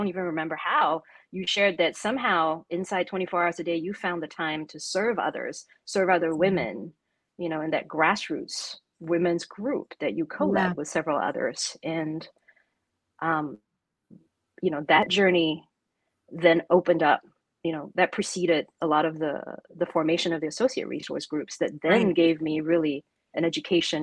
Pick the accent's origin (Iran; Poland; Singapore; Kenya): Singapore; moved away as an adult; also born or lived in Atlanta, Georgia, United States / China; having grown up as a and still identifying as a proud Singaporean